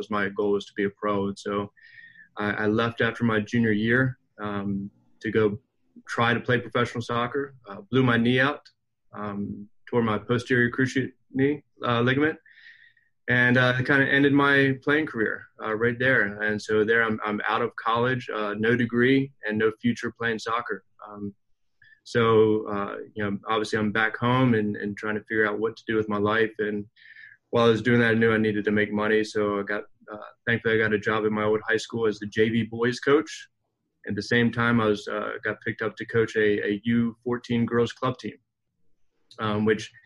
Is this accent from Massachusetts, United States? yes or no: no; Maryland, United States; I grew up in Maryland